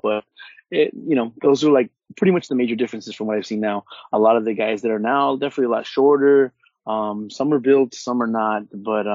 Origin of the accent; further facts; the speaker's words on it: Orange County, California, United States; I'm from Orange County and from the West Coast